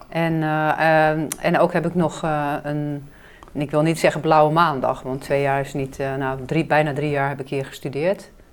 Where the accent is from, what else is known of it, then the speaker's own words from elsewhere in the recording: Hazerswoude, South Holland, Netherlands; moved away as an adult; also born or lived in China; we gingen verhuizen naar een andere deel van Hazerswoude, waar ik opgroeide.